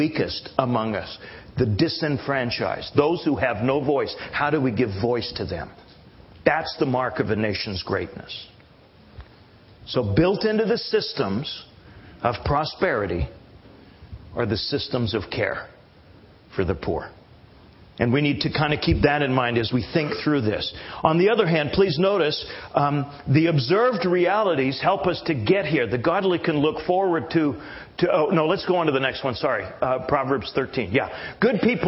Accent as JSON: {"language": "English", "country": "Canada", "moved": "yes", "lives_now": "United States", "said": "I am a Canadian."}